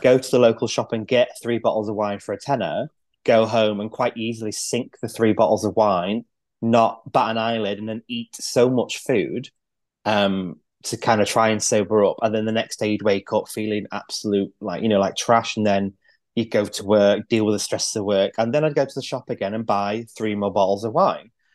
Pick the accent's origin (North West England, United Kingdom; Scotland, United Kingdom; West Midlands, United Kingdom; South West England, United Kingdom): North West England, United Kingdom; Manchester; now in Lancashire, United Kingdom; I grew up in Manchester, so I'm not from round these parts.